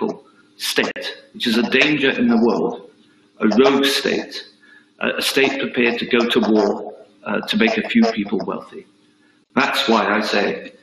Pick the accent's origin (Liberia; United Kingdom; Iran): United Kingdom; as a British diplomat